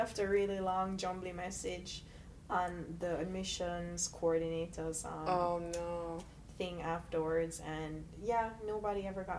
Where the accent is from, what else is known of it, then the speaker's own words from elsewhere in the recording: Stony Hill, Jamaica; moved away; I come from Stony Hill, so I was raised in Stony Hill. Mm-hmm. I grew up in a hotel.